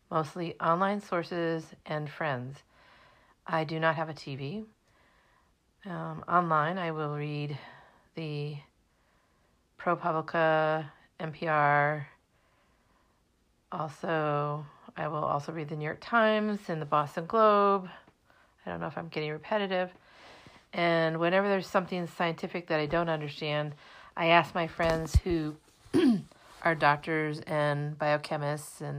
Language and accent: English; Germany; also born or lived in Minnesota / New Jersey / Massachusetts; now in United States; I was born in 1963, so that makes me 57, and I grew up in Germany, Minnesota, and New Jersey, but I've spent most of my adult life in Massachusetts.